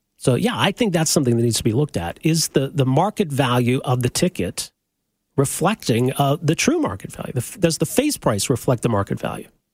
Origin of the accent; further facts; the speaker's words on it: Edmonton, Alberta, Canada; I'm from Edmonton, grew up in Edmonton